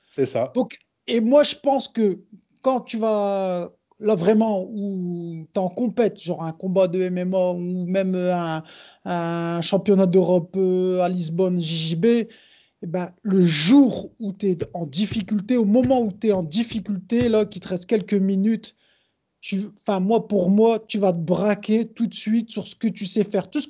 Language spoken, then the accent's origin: French; Brazil; je suis brésilien